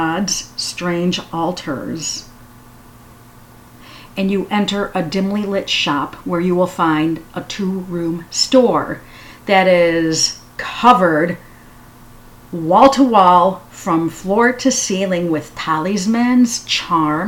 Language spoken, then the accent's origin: English; Chicago, Illinois, United States; I'm a Chicagoan